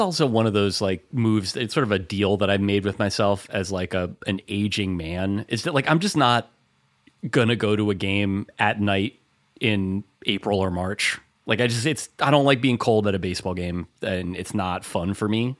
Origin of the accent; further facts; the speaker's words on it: New Jersey, United States; I'm from North Jersey